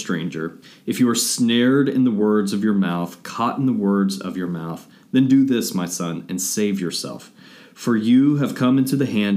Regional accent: Atlanta, Georgia, United States; Atlanta native

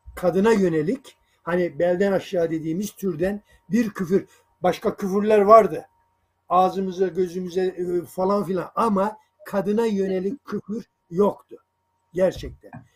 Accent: Sarıkamış, Kars Province, Turkey; moved away; also born or lived in Sungurlu, Çorum, Turkey; aslında Karslıyım ben Sarıkamış'ta ama Çorum, Sungurlu civarında e, yaşadığımız bir şeydir.

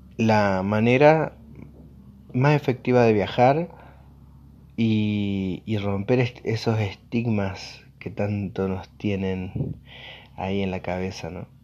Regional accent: Argentina; yo soy de Argentina específicamente

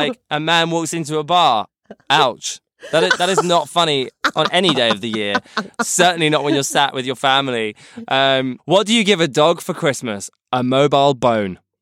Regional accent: United Kingdom; As a British person and as Queen Elizabeth is my monarch

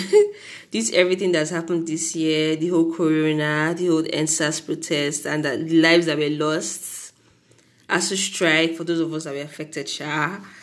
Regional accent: Nigeria; As a Nigerian

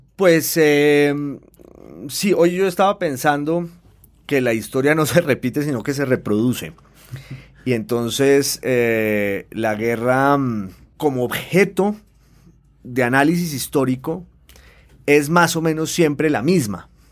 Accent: Popayán, Cauca, Colombia

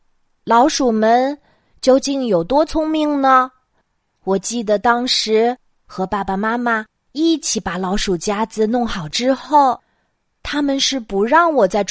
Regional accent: Jiangsu, China; moved away; 今晚我又要给大家讲我小时候的故事啦。 … 的家在江苏，在我小时候住的小镇上，

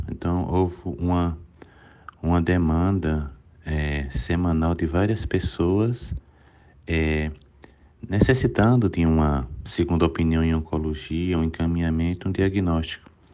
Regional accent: Serra Branca, Paraíba, Brazil; moved away; also born or lived in São Paulo / Campina Grande; eu sou nasci em Serra Branca, na Paraíba, sou paraibano

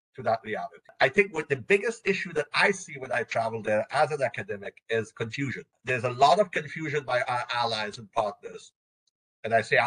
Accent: United States; As an American

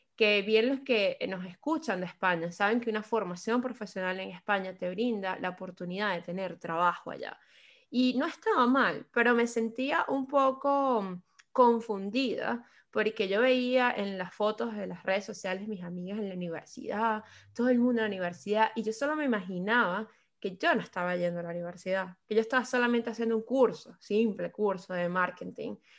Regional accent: Caracas, Capital District, Venezuela; moved away as an adult; also born or lived in Spain; now in London, United Kingdom; yo soy de la ciudad de Caracas, eh, Venezuela. Llevo casi cinco años en la ciudad de Londres

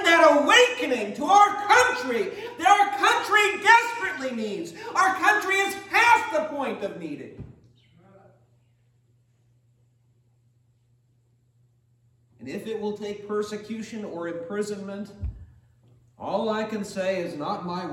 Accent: United States; for almost 40 years as an American citizen.

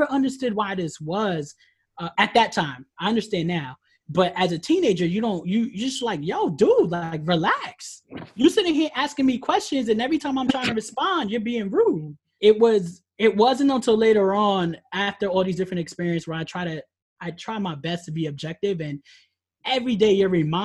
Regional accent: Mott Haven, New York, United States; I grew up in the Mohaven area

